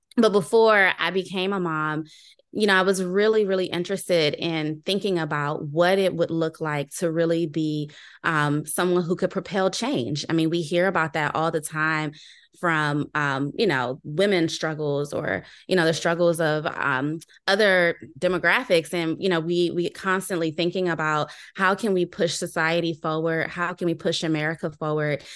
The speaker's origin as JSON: {"language": "English", "town": "Landover", "region": "Maryland", "country": "United States", "tie": "born or raised there", "said": "I'm from Landover, Maryland. So I'm a homegrown, uh, sort of local person"}